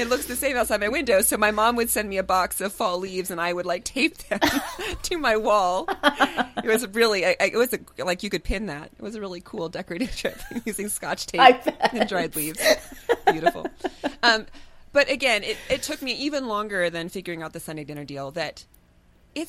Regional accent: Midwest, United States; moved away as an adult; now in San Diego, United States; We grew up in the Midwest

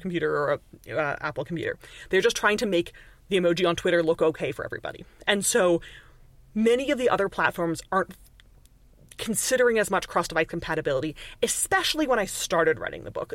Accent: Canada; accent: Canadian; now in Montreal, Canada; people hear my accent and they're like, immediately you must be Canadian

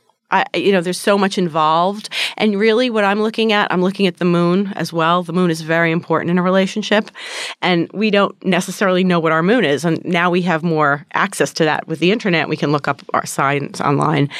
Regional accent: New Jersey, United States; when I was a child growing up in New Jersey

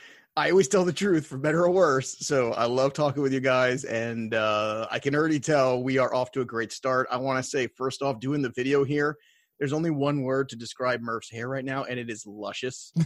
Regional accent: United States; as an American

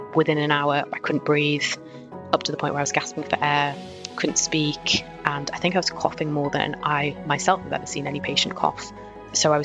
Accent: Newcastle upon Tyne, North East England, United Kingdom; moved away as an adult; now in Liverpool, United Kingdom; I grew up in Newcastle

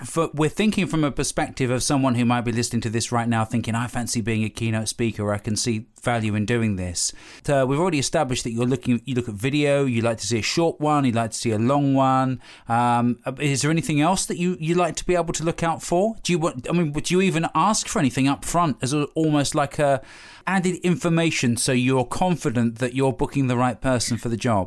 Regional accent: United Kingdom; we're British

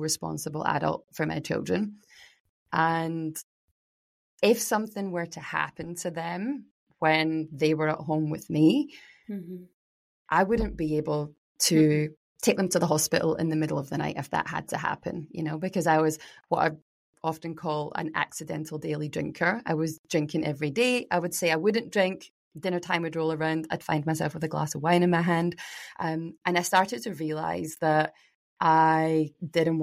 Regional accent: Glasgow, Scotland, United Kingdom; moved away as an adult; now in Mornington Peninsula, Australia; I grew up in Glasgow with a, you know, Irish Scottish family

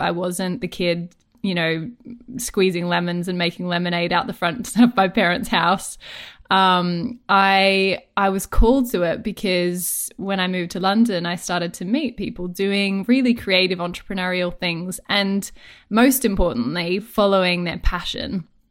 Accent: Australia; accent: Australian; moved away as an adult; now in United Kingdom; I'm Australian, if my accent didn't already give that away

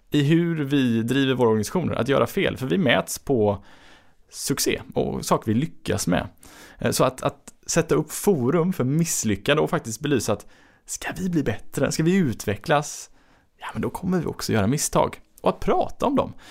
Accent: Gothenburg, Västra Götaland, Sweden; som göteborgare så är det ju liksom, man blir varm inombords

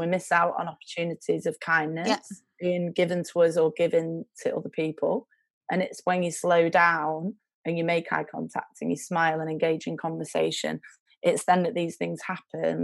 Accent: Baxenden, North West England, United Kingdom; I'm from um, a village called Baxenden, which is near Accrington. It's like 18 miles north of Manchester.

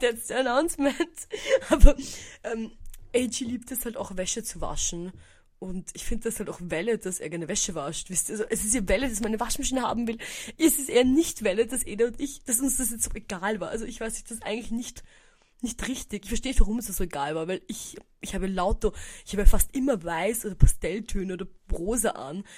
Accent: Eisenstadt, Burgenland, Austria; now in Vienna, Austria; in Eisenstadt, meiner Heimatstadt

